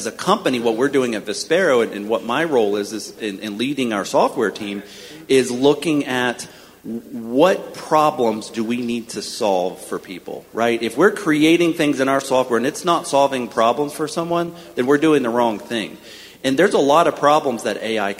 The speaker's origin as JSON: {"language": "English", "region": "Florida panhandle", "country": "United States", "tie": "born or raised there", "also_born_or_lived": "Washington, D.C.", "moved": "as an adult", "lives_now": "Kentucky, United States", "said": "I grew up in Florida, in the panhandle"}